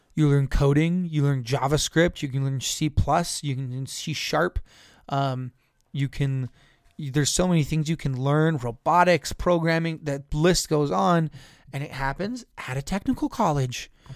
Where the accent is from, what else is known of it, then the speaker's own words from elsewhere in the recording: San Juan County, Utah, United States; now in Tooele County, United States; I grew up in San Juan County, where we just had a set, same seven classes every single day.